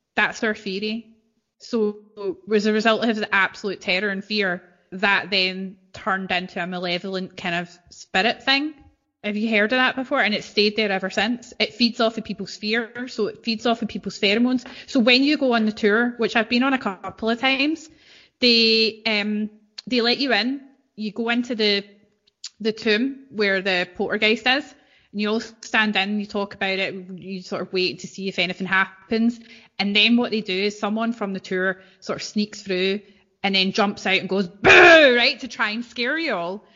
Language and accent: English; East Kilbride, Scotland, United Kingdom; I'm from East Kilbride